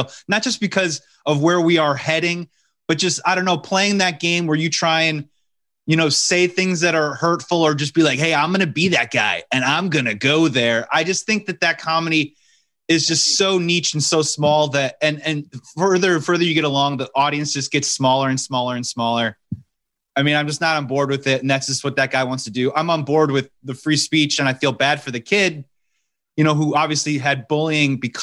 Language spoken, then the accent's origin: English; Chicago, Illinois, United States; I'm from Chicago.